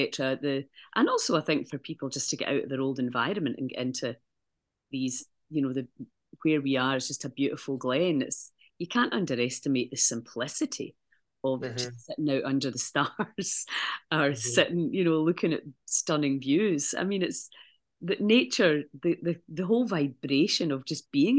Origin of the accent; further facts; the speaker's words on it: Scotland, United Kingdom; now in Malta; I came back from Malta to Scotland for a holiday